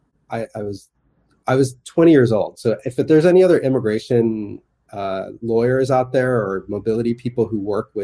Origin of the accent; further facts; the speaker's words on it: United States; moved away as an adult; also born or lived in Toronto, Canada / San Francisco; I'm American, just because I've grown up in this society